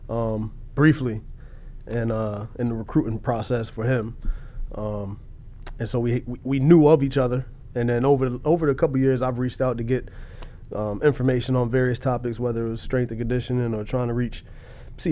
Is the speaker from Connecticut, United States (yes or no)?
yes; Bloomfield, Connecticut, United States; moved away as an adult; also born or lived in Iowa; I'm from Bloomfield, Connecticut. Born and raised in Bloomfield, Connecticut